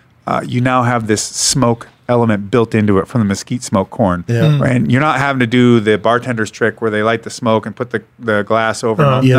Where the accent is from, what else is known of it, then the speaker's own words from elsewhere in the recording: Seattle, Washington, United States; And by the way, I'm from Seattle, so we're not known for wrestling at all.